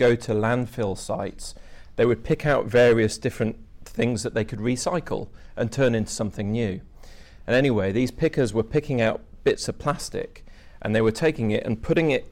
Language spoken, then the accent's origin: English; Dumfries and Galloway, near Lockerbie, Scotland, United Kingdom; I'm from Dumfries and Galloway, near to Lockerbie